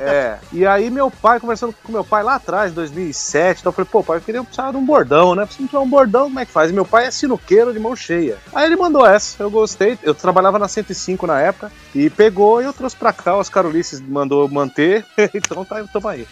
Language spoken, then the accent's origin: Portuguese; São Paulo, Brazil; eu nasci, pô, eu fui criado no Capão Redondo, periferia aqui